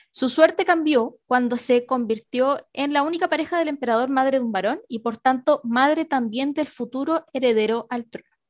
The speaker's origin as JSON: {"language": "Spanish", "country": "Chile"}